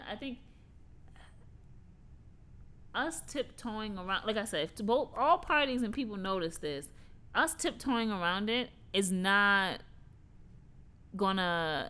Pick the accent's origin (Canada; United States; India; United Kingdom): United States; New York City, New York; moved away as an adult; now in Pennsylvania, United States; growing up in New York